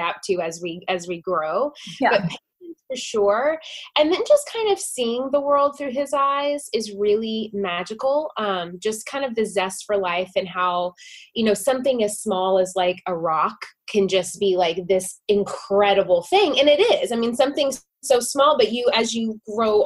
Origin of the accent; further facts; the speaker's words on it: Nashville, Tennessee, United States; moved away as an adult; now in Los Angeles, United States; I was born and raised in Nashville. And it was amazing. I loved being from there. But yeah, I moved to LA about 5.5 years ago